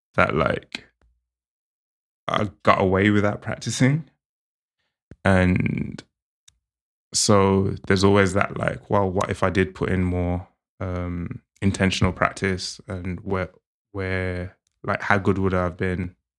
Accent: England, United Kingdom

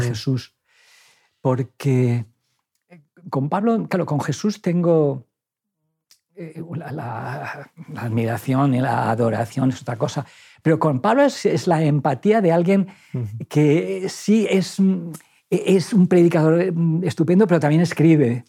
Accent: Valencian Community, Spain; moved away; yo soy, soy muy valenciano

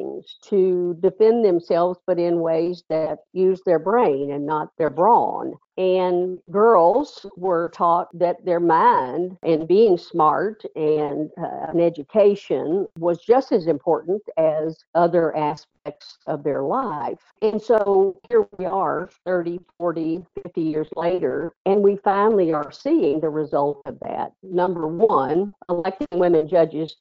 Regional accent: Mississippi, United States; now in Louisville, United States; growing up in Mississippi

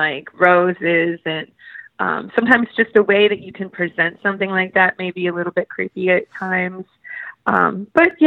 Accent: Midwest, United States; I'm from the Midwest

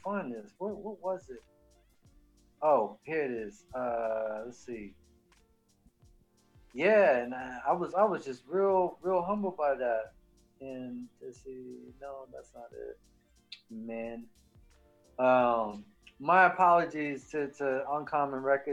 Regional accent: Central Florida, United States; I'm from Central Florida

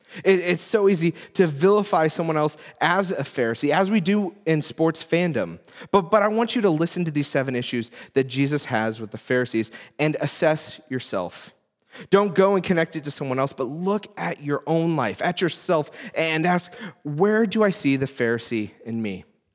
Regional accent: Illinois, United States; I grew up in Central Illinois in the 1990s, and where I grew up, one of the biggest sports rivalries was between the Chicago Cubs and the St. Louis Cardinals.

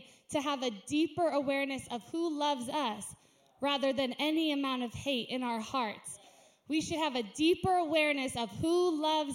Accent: United States; I'm an American

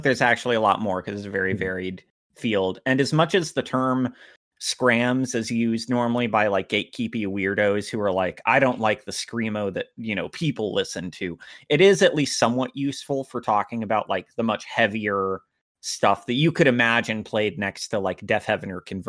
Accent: Fredericksburg, Virginia, United States; I'm also from Fredericksburg, and it's this... Oh, like, yes, of course. It's this really small... it's a lot bigger now, but big by its own standards, and that I think it just crossed like 100,000 people maybe a decade ago, and it's maybe around 200,000 now

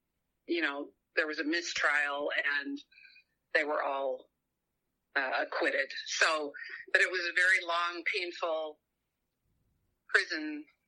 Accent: Southern California, United States; also born or lived in Ogden, Utah; now in Utah, United States; I grew up in Southern California, for heaven's sake, so I'm not a country girl by birth.

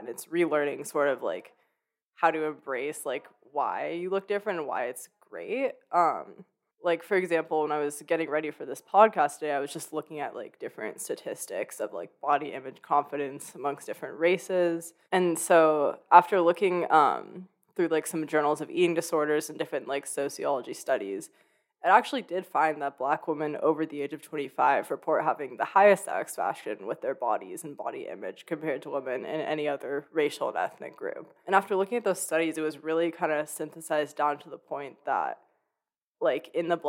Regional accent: Oakland, California, United States; moved away as an adult; I grew up in Oakland, which is a almost predominantly Black city. It's just incredibly diverse.

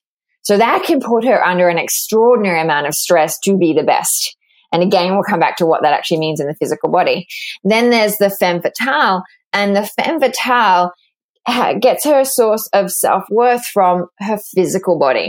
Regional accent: Australia; accent: Australian; moved away as an adult; also born or lived in London, United Kingdom; now in New York, United States; I grew up in Australia

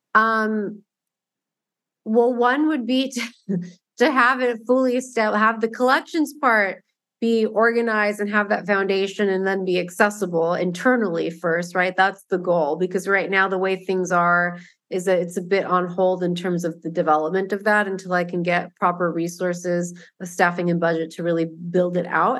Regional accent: Southern California, United States; I grew up in Southern California

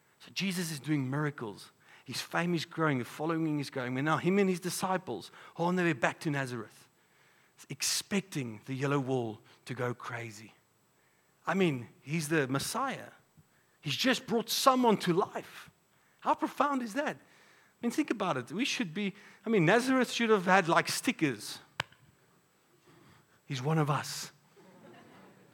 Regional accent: Polokwane, Limpopo, South Africa; now in Pretoria, South Africa; growing up in Polokwane, we would come to Pretoria and play sports here.

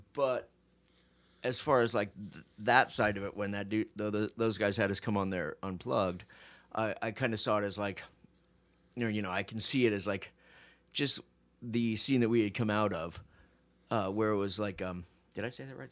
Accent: Phoenix, Arizona, United States; I'm from Phoenix

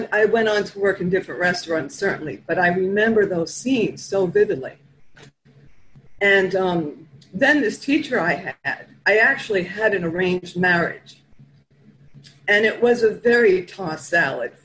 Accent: New York City, New York, United States; I'm from Flatbush. It's in Brooklyn

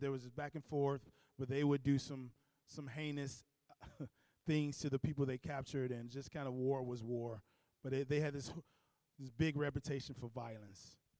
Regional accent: Chicago, Illinois, United States; I grew up in Cabrini Green

